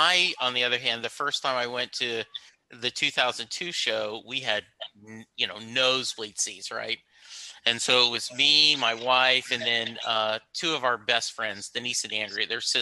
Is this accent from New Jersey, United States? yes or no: no; Louisiana, United States; while someone like me growing up in Louisiana, you know, like no idea.